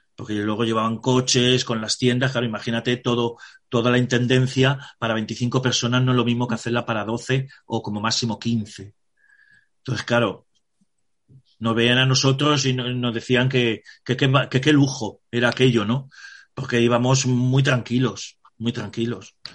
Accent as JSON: {"language": "Spanish", "country": "Spain", "said": "nosotros que somos españoles"}